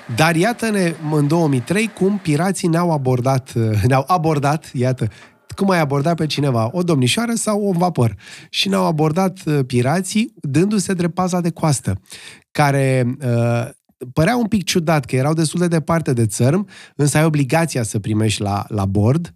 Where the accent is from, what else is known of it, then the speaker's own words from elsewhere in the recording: Romania; unii eram din România